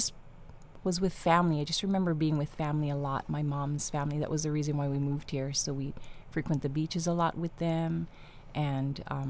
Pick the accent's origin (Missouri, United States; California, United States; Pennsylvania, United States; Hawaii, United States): Hawaii, United States; Kauai; also born or lived in Oahu, Hawaii; No, I was born on Oahu. Mm-hmm. And when I was young, my parents moved us over here to Kauai so we could be around my mom's family.